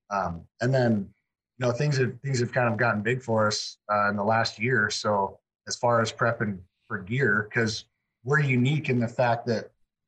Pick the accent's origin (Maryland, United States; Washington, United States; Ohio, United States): Washington, United States; Arlington; I'm from Arlington, Washington